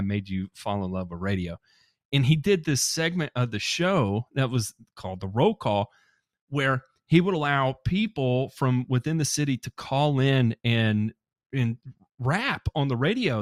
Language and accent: English; Memphis, Tennessee, United States; I grew up in Memphis, Tennessee, uh, shout out to all my nine oh one brothers and sisters out there